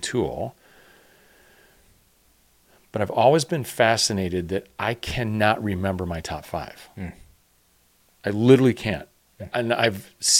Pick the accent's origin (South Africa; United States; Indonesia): United States; Chicago, Illinois; growing up in Chicago